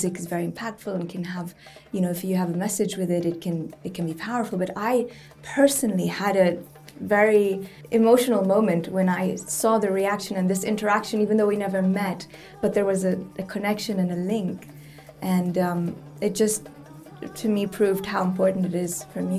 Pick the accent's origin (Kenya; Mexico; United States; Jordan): Jordan; growing up in Jordan, I had a lot of friends that were refugees